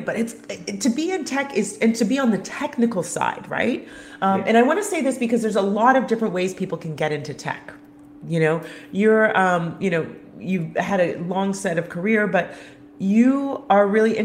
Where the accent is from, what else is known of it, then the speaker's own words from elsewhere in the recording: Canada; I'm Canadian